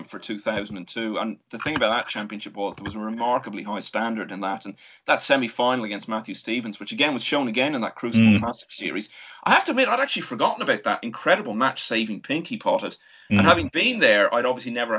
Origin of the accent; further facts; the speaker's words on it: Ireland; as an Irishman